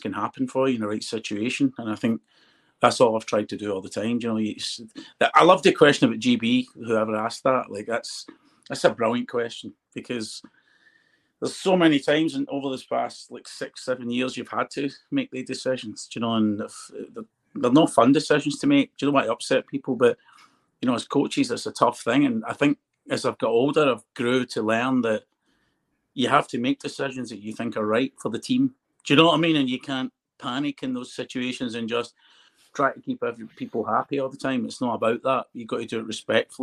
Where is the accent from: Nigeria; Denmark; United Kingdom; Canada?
United Kingdom; I'd love to win in my own country